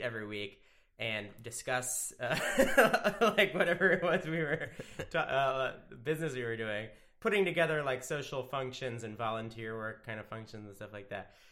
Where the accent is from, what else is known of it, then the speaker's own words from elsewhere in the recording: Wilmington, Delaware, United States; I'm from Wilmington, Delaware